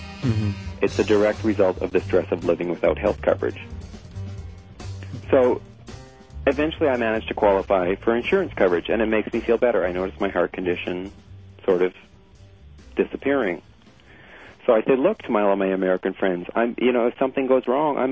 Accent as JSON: {"language": "English", "country": "Canada", "said": "I'm from Canada"}